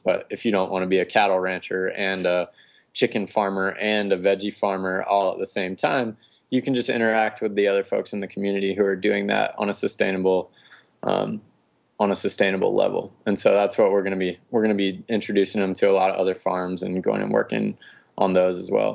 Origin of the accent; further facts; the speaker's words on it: North Carolina, United States; moved away as an adult; also born or lived in West Coast; considering a move back to North Carolina. This is my home state.